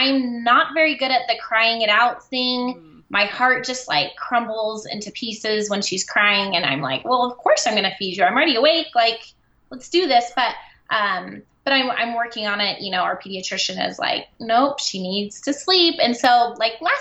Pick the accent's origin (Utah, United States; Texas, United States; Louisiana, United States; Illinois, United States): Utah, United States; I am from Utah